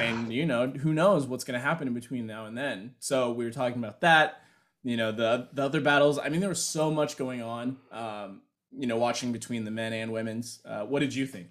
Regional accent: United States; being American

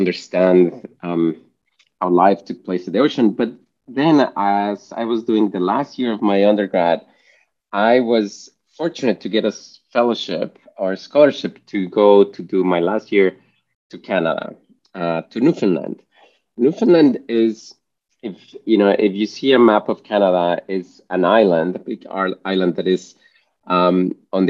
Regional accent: Mexico; moved away; I'm from Mexico originally

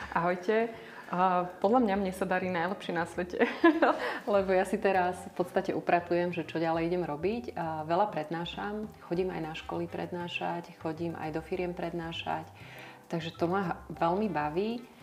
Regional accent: eastern Slovakia, Slovakia; Ja som z východného Slovenska

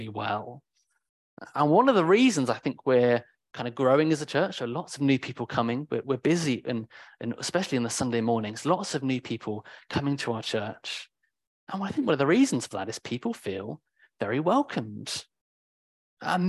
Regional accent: United Kingdom; I'm very British in that way

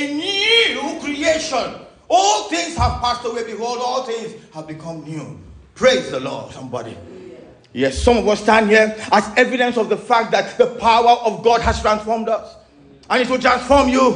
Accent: Oron, Akwa Ibom, Nigeria; my hometown, Oron, is a fishing port.

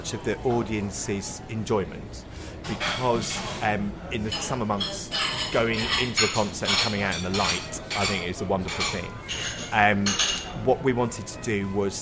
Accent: Wolverhampton, West Midlands, United Kingdom; I grew up in the West Midlands, and the bit I was on the border between the West Midlands and Staffordshire

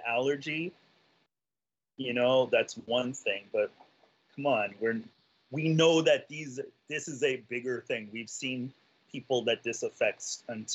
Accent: New York City, New York, United States; also born or lived in Florida; I'm native New Yorker. I grew up not having to drive anywhere.

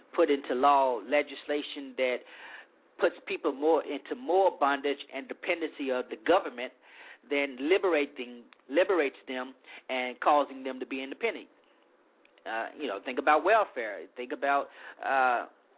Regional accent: Deep South, United States; also born or lived in Arkansas / Louisiana; an African-American growing up in the Deep South.

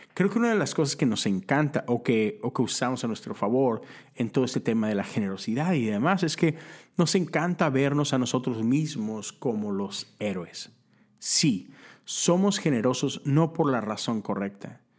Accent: Monterrey, Nuevo León, Mexico; now in Houston, United States; vivo en Texas, vivo en Houston, crecí en Monterrey, Nuevo León

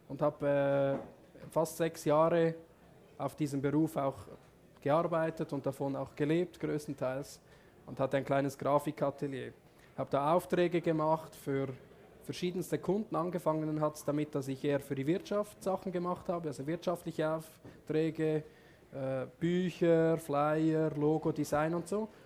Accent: Switzerland; Also vielleicht ganz kurz, ich bin aufgewachsen in der Schweiz auf einem Bauernhof, ich bin Bauernsohn.

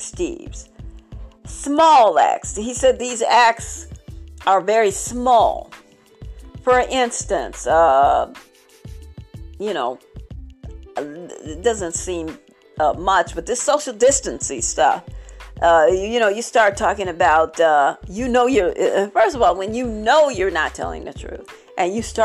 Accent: Barnwell, South Carolina, United States; I was traveling in my hometown today, in my town today

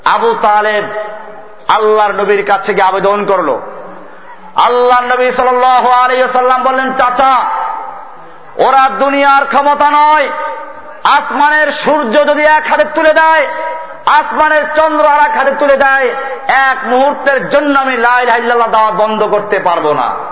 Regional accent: Barisal, Barisal Division, Bangladesh; আমার বাড়ি বরিশালে

